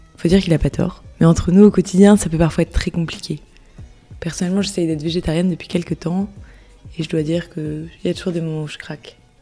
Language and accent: French; France; En tant que Français